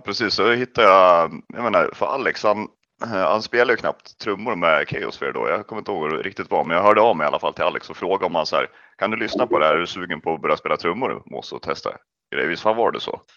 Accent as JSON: {"language": "Swedish", "town": "Kolbäck", "region": "Västmanland", "country": "Sweden", "said": "jag kommer ifrån Kolbäck"}